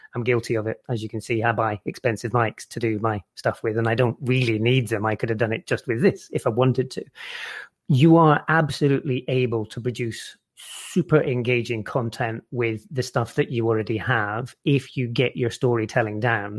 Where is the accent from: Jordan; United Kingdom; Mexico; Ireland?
United Kingdom; Scotland; where I grew up in Scotland